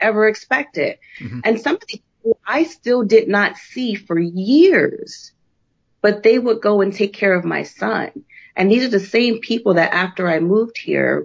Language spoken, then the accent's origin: English; New Jersey, United States; moved away as an adult; I grew up in New Jersey. And so I still had this Jersey mentality